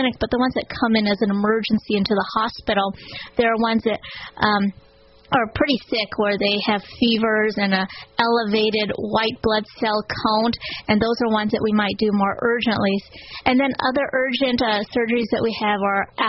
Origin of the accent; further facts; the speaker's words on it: Oregon, United States; moved away as an adult; also born or lived in Connecticut; now in Shreveport, United States; I grew up in Oregon. I went to medical school at Oregon Health Sciences University